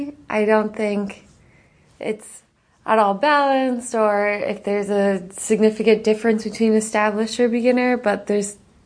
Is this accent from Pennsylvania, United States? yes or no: yes; Pennsylvania, United States; I'm originally from Pennsylvania, but I've lived a lot of places in between, so I don't usually say Pennsylvania anymore.